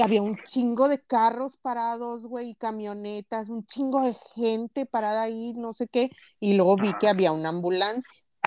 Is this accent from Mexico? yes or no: yes; Linares, Nuevo León, Mexico; las crónicas de mi pueblo